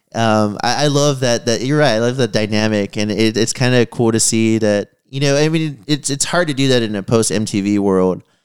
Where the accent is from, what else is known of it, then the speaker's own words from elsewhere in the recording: San Antonio, Texas, United States; growing up in San Antonio